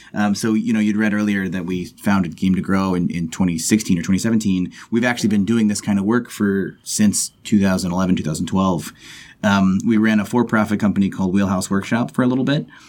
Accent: Texas, United States; I'm from Texas

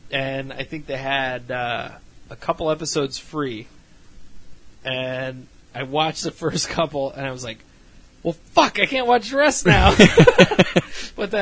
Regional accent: Chicago, Illinois, United States; growing up around Elmwood Park in Chicago

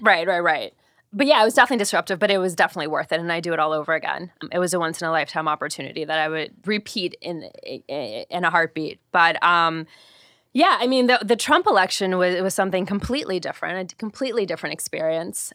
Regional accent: Ohio, United States; moved away; I'm originally from Ohio

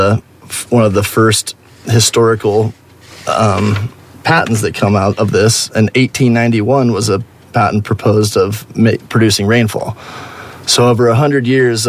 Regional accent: Oregon, United States; born and raised in Oregon

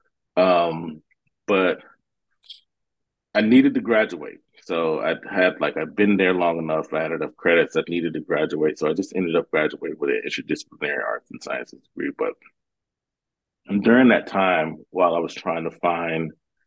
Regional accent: Georgia, United States; moved away as an adult; now in Seattle, United States; Grew up in a small town in Georgia, outside of Atlanta, probably about 45 minutes outside of Atlanta.

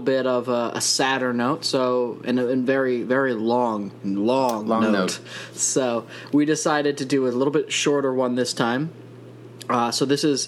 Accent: Wisconsin, United States; I grew up in Wisconsin

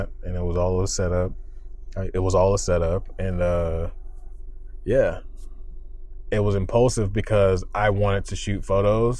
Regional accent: Florida, United States; moved away; I'm from Florida

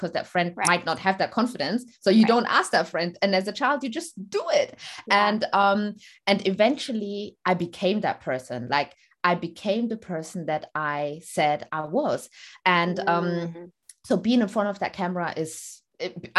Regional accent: Stuttgart, Baden-Württemberg, Germany; moved away as an adult; also born or lived in Eritrea; now in London, United Kingdom; I am originally from Eritrea and I was born in Stuttgart, Germany. And then I moved to the UK, London, after I finished my school

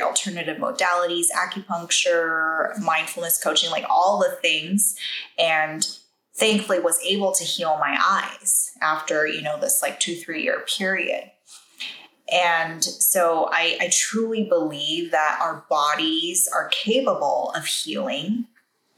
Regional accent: Taiwan; I grew up in Taiwan.

